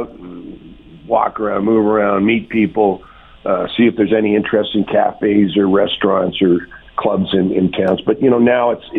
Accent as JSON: {"language": "English", "town": "Lynn Lake", "region": "Manitoba", "country": "Canada", "said": "I'm a prairie boy. I'm from Lynn Lake, Manitoba, son of a bush pilot"}